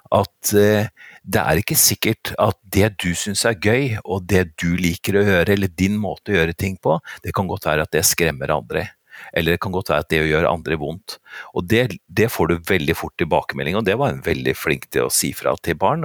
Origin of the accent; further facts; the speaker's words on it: Oslo, Norway; Jeg er født og oppvokst på Vettakollen, altså virkelig sånn virkelig Oslo vest.